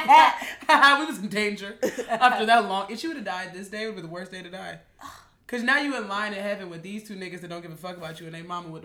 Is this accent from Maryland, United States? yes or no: yes; Maryland, United States; We're from Maryland.